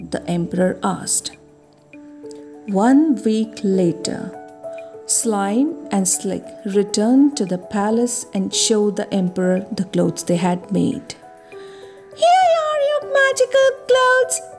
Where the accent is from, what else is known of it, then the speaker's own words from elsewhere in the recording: India; from India. I am a kindergarten teacher by profession